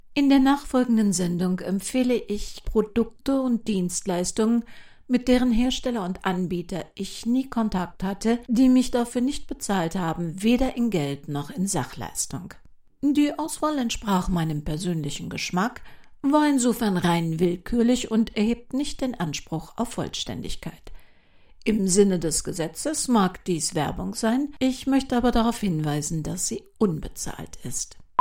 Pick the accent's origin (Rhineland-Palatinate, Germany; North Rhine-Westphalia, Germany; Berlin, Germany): North Rhine-Westphalia, Germany; Cologne; Bei uns in Köln